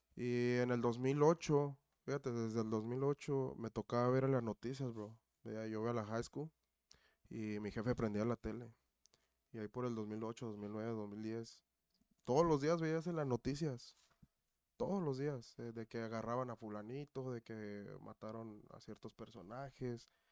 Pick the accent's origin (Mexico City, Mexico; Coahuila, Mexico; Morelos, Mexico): Morelos, Mexico; Cuernavaca; now in Melrose Park, United States; De Cuernavaca, de Morelos.